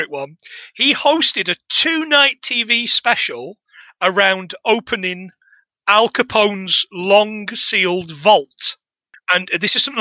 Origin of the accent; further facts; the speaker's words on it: England, United Kingdom; moved away as an adult; also born or lived in Scotland; living in Scotland for 10 years that they didn't teach us at school growing up in England